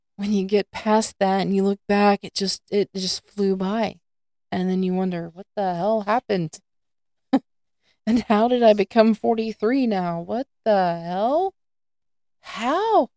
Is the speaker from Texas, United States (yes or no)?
yes; north of Houston, Southeast Texas, United States; also born or lived in Sandpoint, Idaho; I grew up in Southeast Texas, uh, just north of Houston area